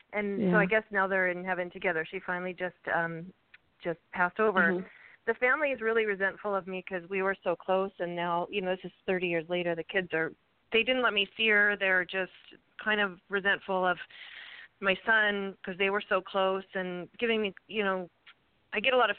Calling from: Ventura, California, United States; Hi, I'm calling from Ventura, California.

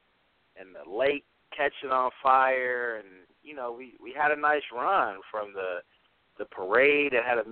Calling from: Cleveland, Ohio, United States; I'm coming from Cleveland, Ohio, the city of champions.

